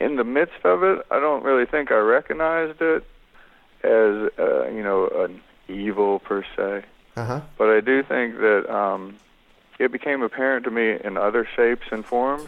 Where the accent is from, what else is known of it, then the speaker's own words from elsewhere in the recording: North Carolina, United States; moved away; growing up in North Carolina